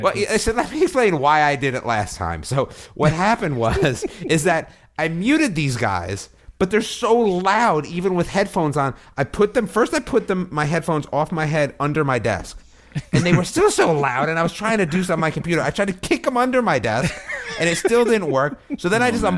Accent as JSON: {"language": "English", "country": "United States", "moved": "yes", "lives_now": "North Carolina, United States", "said": "a giveaway that I was from one of them"}